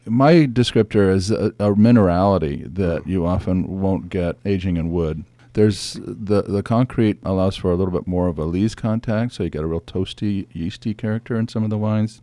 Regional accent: San Francisco Bay, California, United States; I grew up sailing on San Francisco Bay

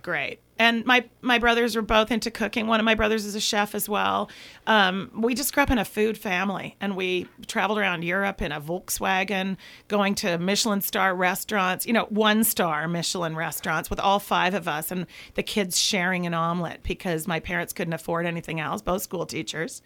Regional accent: Vancouver, British Columbia, Canada; I'm from Vancouver, Canada

